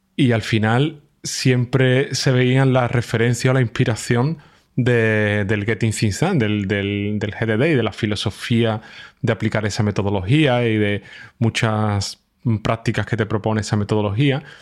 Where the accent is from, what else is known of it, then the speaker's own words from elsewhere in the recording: Spain; now in Germany; yo, soy de España, pero estoy viviendo en Alemania